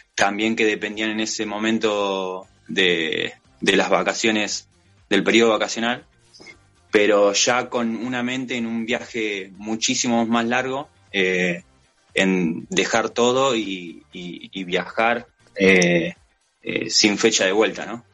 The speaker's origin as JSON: {"language": "Spanish", "town": "General Las Heras", "region": "Buenos Aires Province", "country": "Argentina", "said": "yo soy de General Las Heras, provincia de Buenos Aires"}